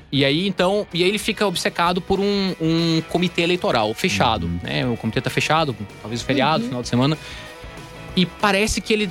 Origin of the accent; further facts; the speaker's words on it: Campina Grande, Paraíba, Brazil; moved away as an adult; also born or lived in Recife, Brazil; now in São Paulo, Brazil; eu sou da, da Paraíba, né? Eu nasci em Campina Grande, na Paraíba, e estudei no Recife, morei muitos anos lá também